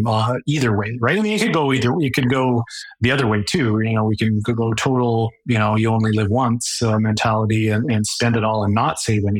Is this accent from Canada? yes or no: yes; Calgary, Alberta, Canada; now in Lethbridge, Canada; I grew up in Calgary